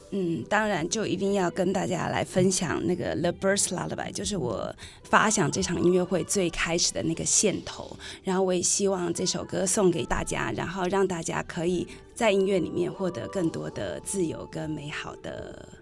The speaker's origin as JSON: {"language": "Chinese", "region": "Hsinchu", "country": "Taiwan", "accent": "Hakka accent (Hailu)", "said": "我是新竹的客家人， 而且我是海陆腔的"}